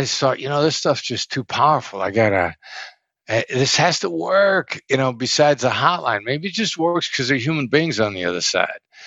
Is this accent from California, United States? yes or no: no; Iowa, United States; moved away; I'd never been anywhere. I grew up in Iowa